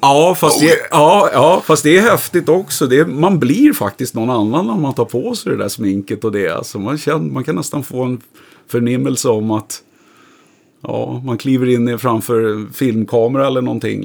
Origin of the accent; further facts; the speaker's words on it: Stockholm, Stockholm County, Sweden; also born or lived in Vidja; i Sätra då, där jag är uppvuxen.